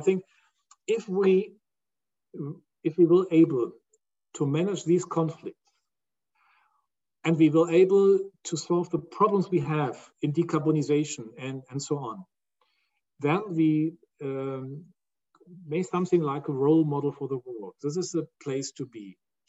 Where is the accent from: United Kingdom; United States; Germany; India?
Germany; Rhineland; I was born in the Rhineland